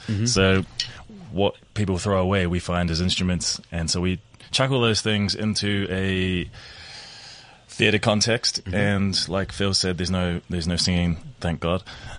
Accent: New Zealand; I am from New Zealand.

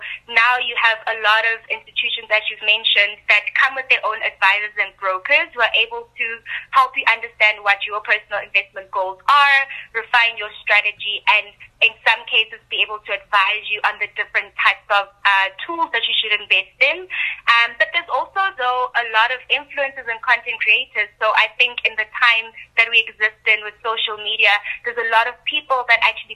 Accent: Soweto, Gauteng, South Africa; I'm originally from Soweto, which, you know, is a low-income area

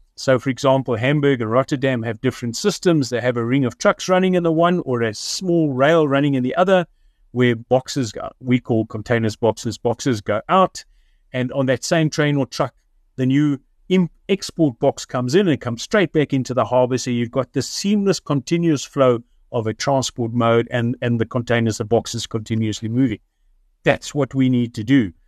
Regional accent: Richards Bay, KwaZulu-Natal, South Africa; moved away; I grew up in Richards Bay many, many years ago

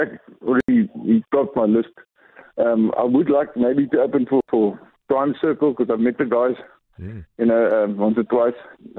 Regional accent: George, Western Cape, South Africa; also born or lived in Davao (possibly garbled ASR, e.g. Durban); I was originally born and raised in Davao. I've been in the music industry for about 3 years. I live in George most of my life now. I went to school here.

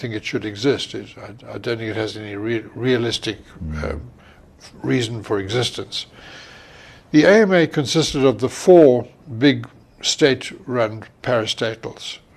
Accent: Umzinyatini, Matabeleland South, Zimbabwe; also born or lived in Bulawayo; I was born in Bulawayo, and I was raised in a place called Umzinyatini, near Mbalabala

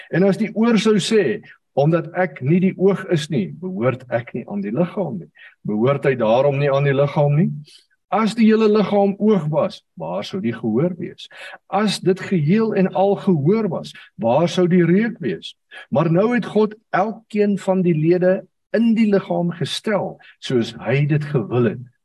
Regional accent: South Africa; ons het groot geword in die AGS kerk waarvan baie van julle sal weet en op 'n stadium in 'n klein dorpie met die naam van Ryten.

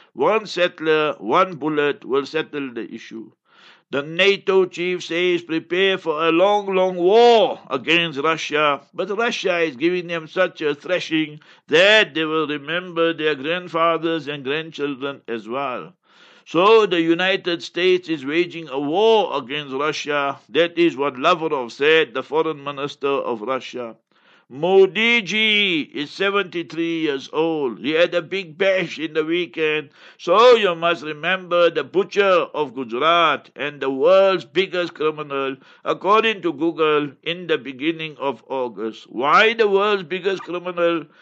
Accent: South Africa; I come from South Africa

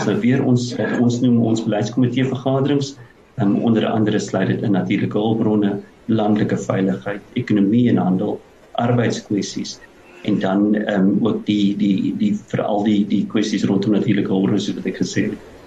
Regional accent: South Africa; as Suid-Afrikaners

